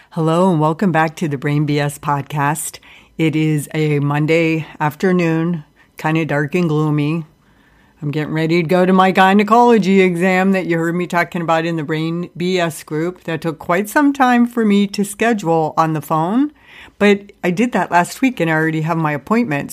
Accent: Ohio, United States; everybody who has died that I grew up with in Ohio

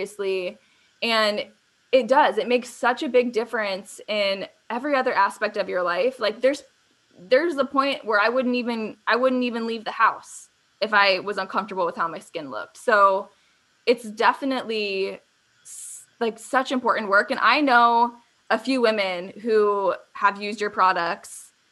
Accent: Arizona, United States; growing up in Arizona and a sunny place like this

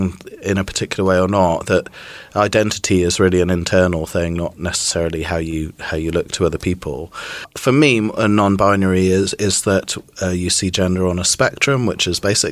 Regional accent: Trinidad & Tobago; also born or lived in Midlands, United Kingdom; I was born in the Midlands in the UK, and then when I was about 4, we moved to Trinidad in the West Indies, which is where my father's from

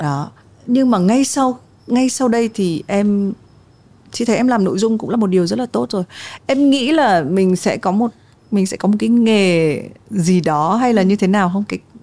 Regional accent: Vietnam; mình đến từ Việt Nam

